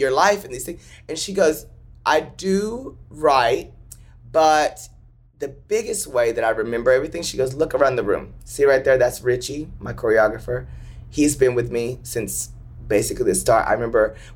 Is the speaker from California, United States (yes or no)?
no; Paris, Texas, United States; moved away; I am the kid from Paris, Texas, who grew up wanting to just make people laugh and smile